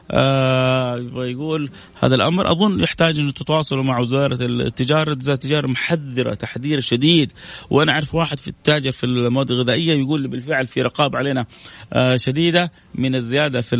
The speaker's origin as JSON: {"language": "Arabic", "country": "Palestine", "lives_now": "Riyadh, Saudi Arabia", "said": "السلام عليكم ورحمه الله وبركاته مساء الورد يا ورد … من فلسطين من الرياض الان في الدوام"}